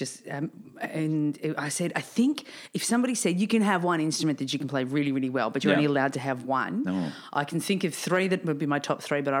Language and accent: English; Dandenong, Victoria, Australia; I grew up in Dandenong